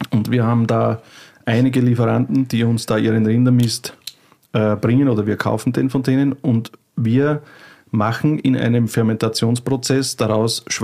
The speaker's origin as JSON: {"language": "German", "region": "Burgenland", "country": "Austria", "tie": "born or raised there", "said": "Und bin aus dem Burgenland in Österreich, das ist im wunderschönen Österreich und im Burgenland. Das ist äh, das Bundesland, das gleich an die ungarische grenzt, an, an Ungarn ein bisschen, unsere Gegend. Und da bin ich eigentlich aufgewachsen"}